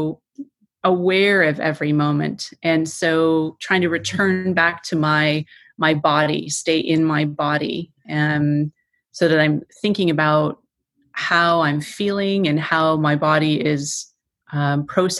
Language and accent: English; Toronto, Ontario, Canada; I'm from Toronto